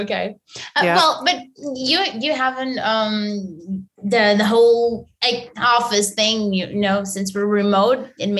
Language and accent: English; Barcelos, Braga, Portugal; it's near my city, actually. I'm from Barcelos. I'm from Barcelos, which is very close to Braga